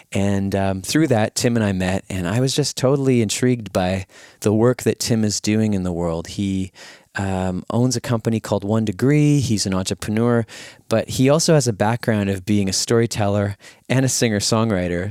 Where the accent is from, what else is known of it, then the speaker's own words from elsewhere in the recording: Winnipeg, Manitoba, Canada; here in Winnipeg, my hometown